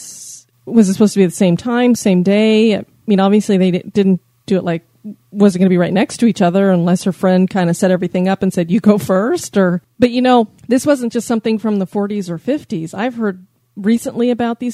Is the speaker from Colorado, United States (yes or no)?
yes; Colorado, United States; we come from Colorado, where Columbine kind of started all this